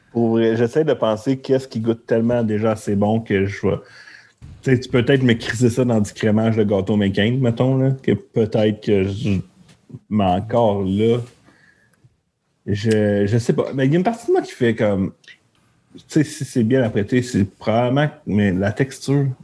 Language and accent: French; Montreal, Quebec, Canada; Moi, je viens de la Chine